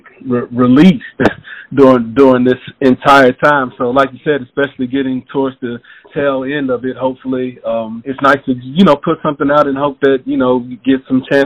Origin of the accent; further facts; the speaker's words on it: Knoxville, Tennessee, United States; also born or lived in Memphis, Tennessee; I was raised in Knoxville